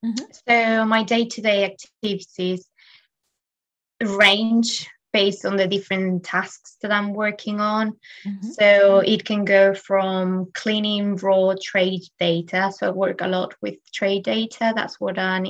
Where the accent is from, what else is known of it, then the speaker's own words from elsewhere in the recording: Spain; now in London, United Kingdom; I am from Spain and I am currently living in London